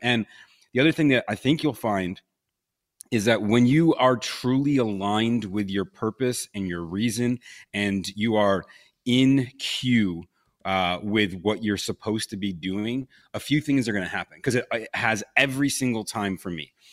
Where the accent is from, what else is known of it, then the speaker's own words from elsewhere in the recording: Buffalo, New York, United States; moved away as an adult; also born or lived in Los Angeles / Pensacola; twenty years of growing up in Buffalo, New York